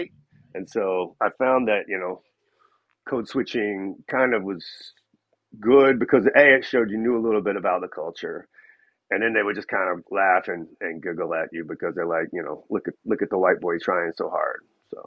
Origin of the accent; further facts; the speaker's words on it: Pilot Mountain, North Carolina, United States; I grew up in Pilot Mountain, North Carolina